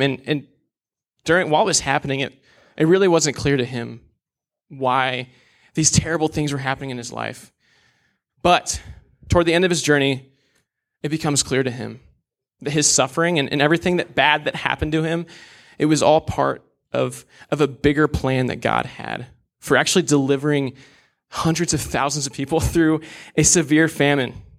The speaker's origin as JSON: {"language": "English", "town": "Des Moines", "region": "Iowa", "country": "United States", "tie": "born or raised there", "said": "I was born and raised in Des Moines, Iowa"}